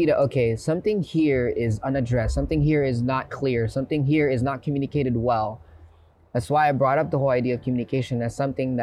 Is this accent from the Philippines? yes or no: yes; Philippines; now in United States; And I grew up in the Philippines, and growing up in the Philippines, I had to be street smart